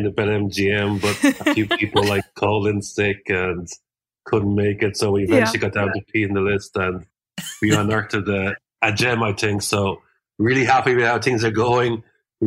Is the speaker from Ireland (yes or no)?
yes; Cork, Munster, Ireland; now in Dublin, Ireland; I'm actually a Cork man living in Dublin.